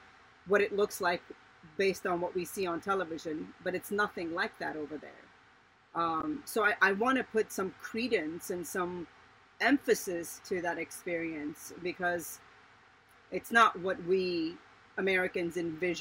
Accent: Iran; now in United States; I was born in Iran as well

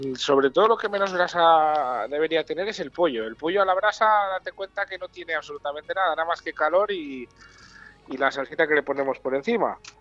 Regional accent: Bamba, Castile and León, Spain; moved away; es mi pueblo

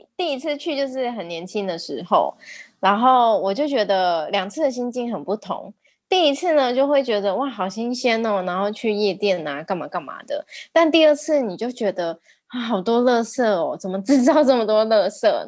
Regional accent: Taiwan; 我们台湾人也很可怜

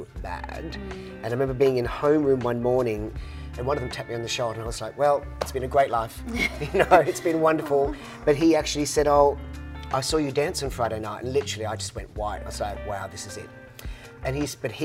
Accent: Queensland, Australia; in Australia, especially in my home state

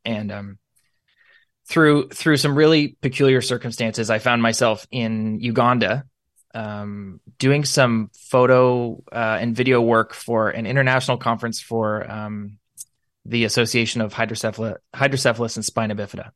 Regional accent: Niagara, Ontario, Canada; I consider it a privilege to be born and raised here. We, we love where we live here in Niagara.

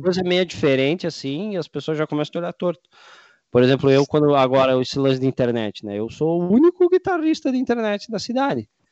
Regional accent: Rio Grande do Sul, Brazil; também gaúcho aqui

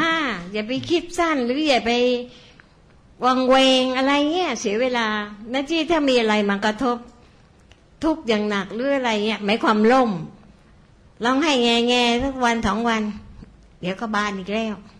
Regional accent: Bangkok, Thailand; เราเป็นคนบางกอก

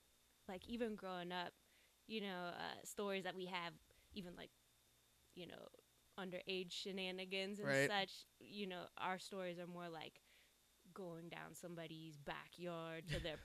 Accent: Erie, Pennsylvania, United States; moved away as an adult; now in Pittsburgh, United States; I'm actually from Erie.

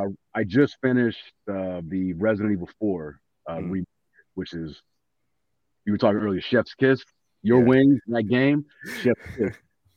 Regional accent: Los Angeles, California, United States; I'm from LA.

